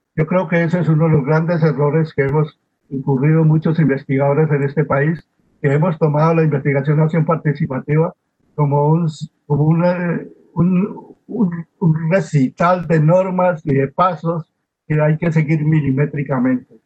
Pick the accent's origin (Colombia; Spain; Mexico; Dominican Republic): Colombia; lo que somos los colombianos